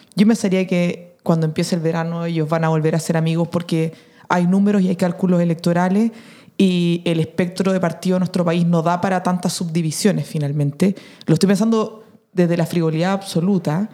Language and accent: Spanish; Chile; nuestro país